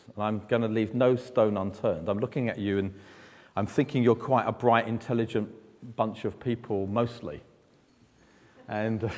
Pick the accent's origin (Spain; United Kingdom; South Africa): United Kingdom; London; I speak slower because I'm from London